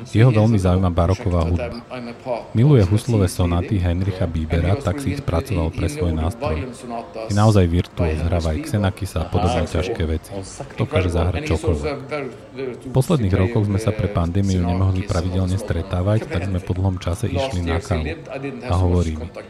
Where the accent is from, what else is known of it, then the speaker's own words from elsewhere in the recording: Haugesund, Rogaland, Norway; V mojom rodnom meste Haugesund